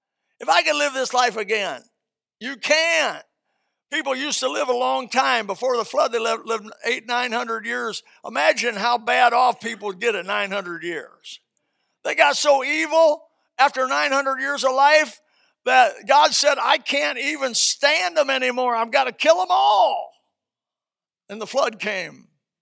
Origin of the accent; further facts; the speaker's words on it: Indiana, United States; I came from Indiana, trailer trash.